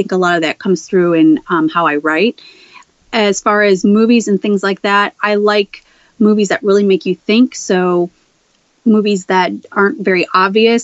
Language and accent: English; Chicago, Illinois, United States; moved away; I'm originally from Chicago, Southwest Side